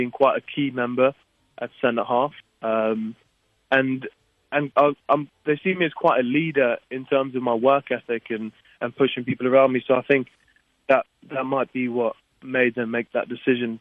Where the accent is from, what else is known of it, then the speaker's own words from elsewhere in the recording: South Africa; My dad's Portuguese, my mum's Croatian, but born and raised in South Africa.